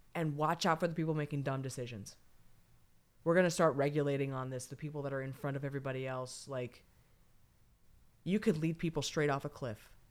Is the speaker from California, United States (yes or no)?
yes; California, United States; I'm from California